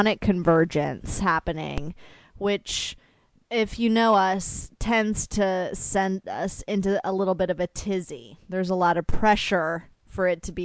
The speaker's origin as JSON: {"language": "English", "town": "Fredericksburg", "region": "Virginia", "country": "United States", "tie": "born or raised there", "moved": "yes", "said": "I grew up in Fredericksburg, Virginia"}